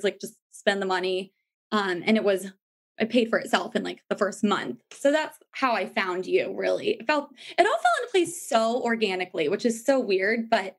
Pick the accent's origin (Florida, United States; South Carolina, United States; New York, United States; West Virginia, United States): New York, United States; Well, I came from New York where it's like, you're used to kind of not sleeping a lot. Like, it's hustle and bustle and a lot more fun